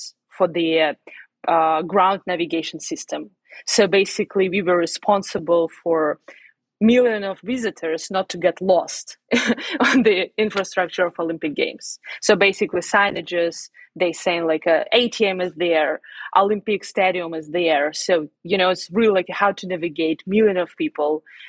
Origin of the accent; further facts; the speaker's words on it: Siberia, Russia; moved away as an adult; also born or lived in Boston, Massachusetts / Florida; now in United States; I was born in Siberia.